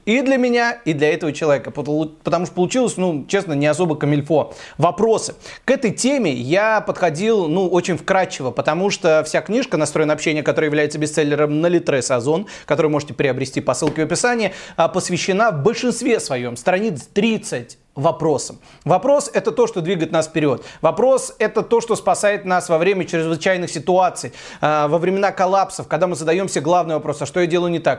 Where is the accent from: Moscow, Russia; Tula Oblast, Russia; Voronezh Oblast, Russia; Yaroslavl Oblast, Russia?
Tula Oblast, Russia; Tula; moved away; я из Тулы